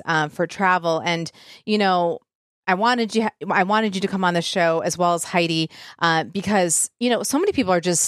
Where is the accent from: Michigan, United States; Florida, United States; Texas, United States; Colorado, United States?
Michigan, United States; I'm from Michigan